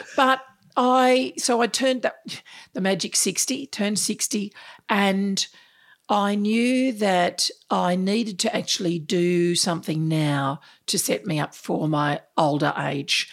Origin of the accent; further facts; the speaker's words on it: Sydney, New South Wales, Australia; moved away as an adult; now in Melbourne, Australia; I grew up in Sydney, in the Sutherland Shire